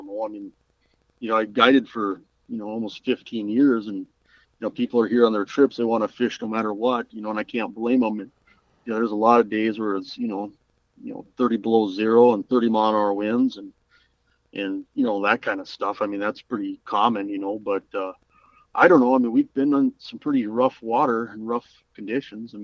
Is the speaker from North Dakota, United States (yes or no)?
yes; Minot, North Dakota, United States; when I was growing up in Minot, North Dakota